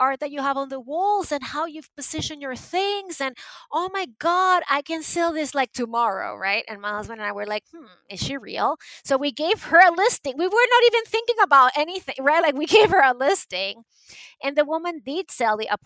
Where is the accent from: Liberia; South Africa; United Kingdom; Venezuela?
Venezuela; moved away; I was born and raised in Venezuela